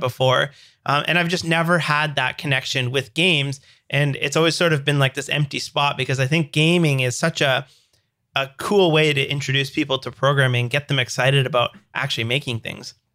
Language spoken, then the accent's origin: English; Canada; I'm a dev from Canada.